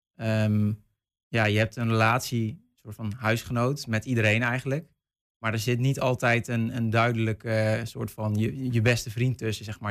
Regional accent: North Brabant, Netherlands; moved away

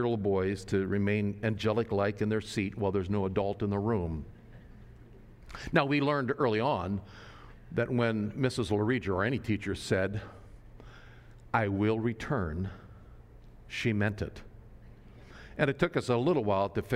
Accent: Nebraska, United States; moved away; I grew up in Nebraska, a little rural town in Nebraska

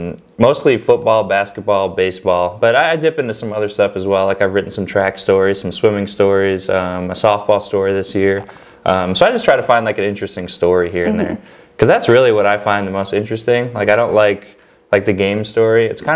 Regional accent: Chicago, Illinois, United States; moved away as an adult; also born or lived in Iowa / Rocky Mount, North Carolina; now in Greenville, United States; Like if I call my parents back home in Chicago

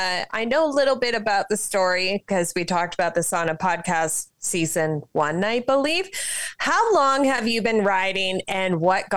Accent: Saskatchewan, Canada; now in Edmonton, Canada; Well, I'm actually from Saskatchewan

